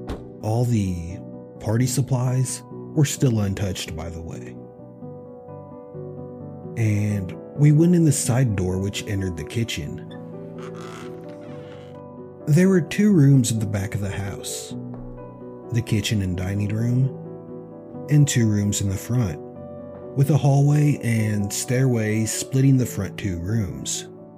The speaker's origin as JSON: {"language": "English", "region": "Tennessee", "country": "United States", "tie": "born or raised there", "said": "I grew up in Tennessee, about 1 mile from the Tennessee-Kentucky state line. There's actually a road there named State Line Road"}